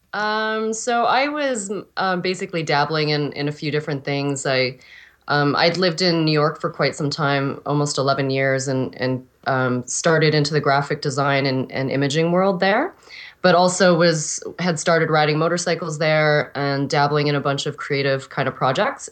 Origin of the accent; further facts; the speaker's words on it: Regina, Saskatchewan, Canada; I was originally born in Regina, Saskatchewan